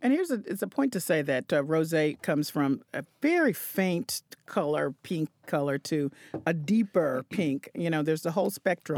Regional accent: the South, United States; moved away; born and raised in the South

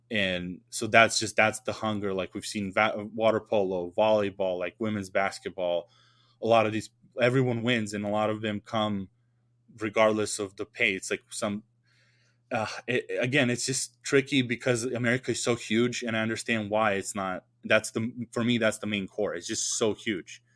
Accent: Serbia

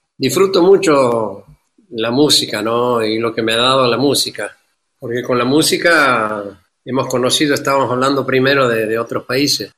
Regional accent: Santiago del Estero, Argentina; moved away; also born or lived in Buenos Aires, Argentina / Barcelona, Spain; Aquí pasé mi infancia. Aquí pasé con mis padres

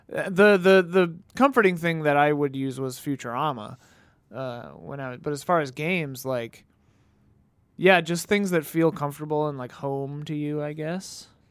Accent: Wisconsin, United States; growing up in Wisconsin where I did

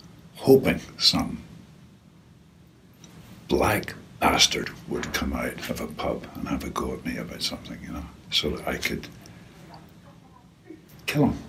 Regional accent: Northern Ireland, United Kingdom; I grew up in Northern Ireland in the Troubles

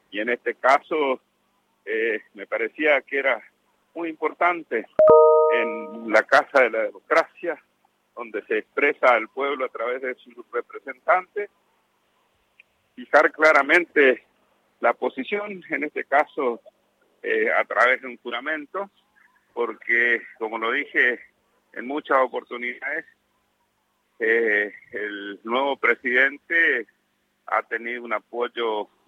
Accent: General José de San Martín, Chaco, Argentina; por mi pueblo general José de San Martín en la provincia del Chaco, por mis camaradas muertos en Malvinas

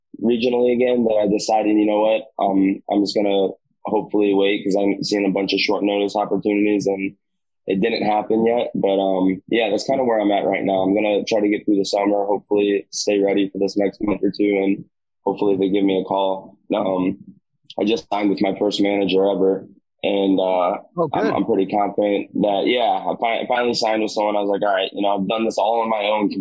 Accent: Southern Illinois, United States; moved away as an adult; now in South Florida, United States; I've just been down there since November of 14. But I'm from Southern Illinois, where I'm actually at right now

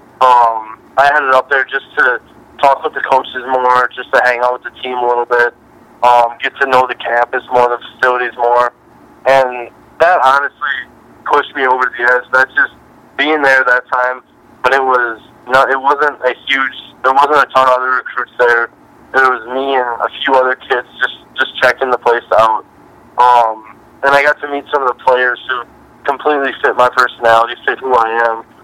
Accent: Wisconsin, United States; growing up in Wisconsin

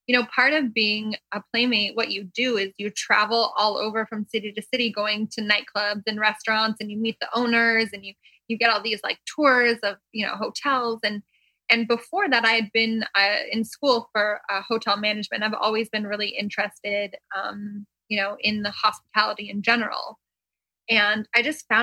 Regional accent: Port Perry, Ontario, Canada; moved away as an adult; now in Los Angeles, United States; The town that I grew up in had like two stoplights

